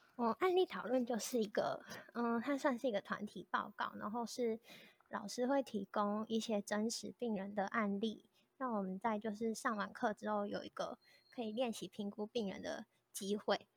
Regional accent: Kaohsiung, Taiwan; moved away as an adult; now in Taipei, Taiwan; 我是高雄人，我是住在高雄的一个小乡镇，然后那时候就一直想要到台北这个大城市看看

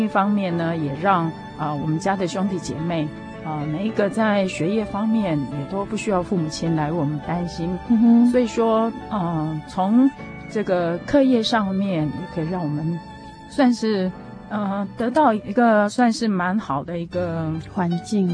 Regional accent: Taiwan; 我们，呃，台湾的第一间教会

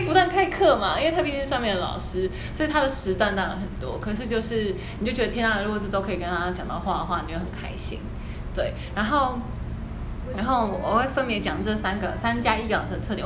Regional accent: Yilan, Yilan County, Taiwan; 我是宜兰人

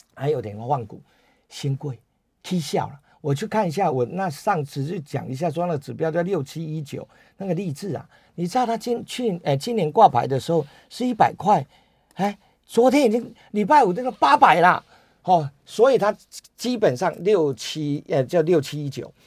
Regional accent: Taiwan; 我们台湾人

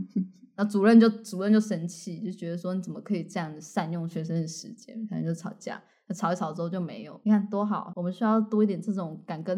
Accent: southern Taiwan, Taiwan; 我第一次感觉到我跟北部小孩的不同，就是我在国际学校的时候，就他们会说我有一个口音

